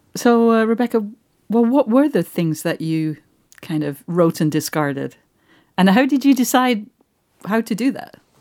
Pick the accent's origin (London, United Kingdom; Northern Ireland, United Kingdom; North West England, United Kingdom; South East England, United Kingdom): North West England, United Kingdom; Manchester; moved away; I'm from Manchester.